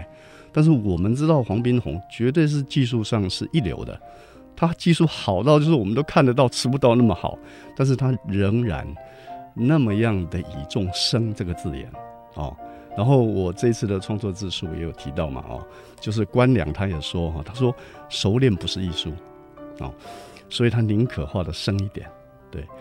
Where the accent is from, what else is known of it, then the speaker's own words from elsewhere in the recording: Taiwan; 但是事实上我们老家那条路是以前挑硫磺，还有挑地瓜